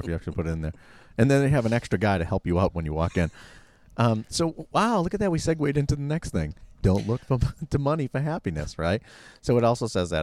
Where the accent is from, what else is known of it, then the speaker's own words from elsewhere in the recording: Massachusetts, United States; I was from Boston